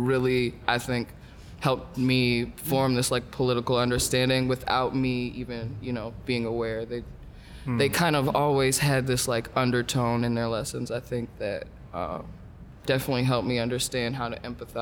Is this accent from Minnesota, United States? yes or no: yes; Minneapolis, Minnesota, United States; I grew up in Minneapolis, Southside